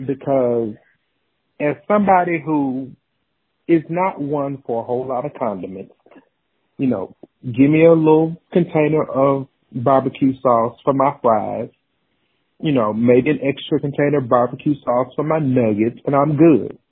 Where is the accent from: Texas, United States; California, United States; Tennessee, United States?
Tennessee, United States; Knoxville; now in Memphis, United States; I'm from Knoxville.